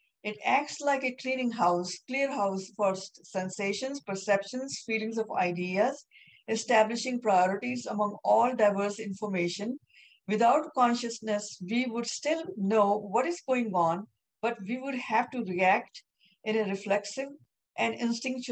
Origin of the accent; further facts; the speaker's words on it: India; I'm Indian